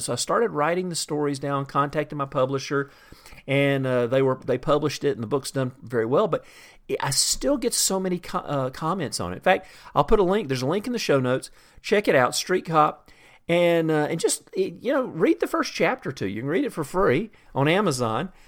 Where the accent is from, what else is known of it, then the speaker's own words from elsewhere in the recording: the South, United States; I grew up in the South, and I grew up drinking sweet tea